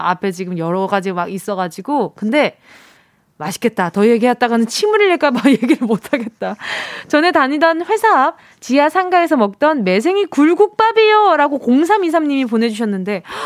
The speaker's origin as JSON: {"language": "Korean", "region": "Busan", "country": "South Korea", "tie": "born or raised there", "said": "부산 출생인 저는"}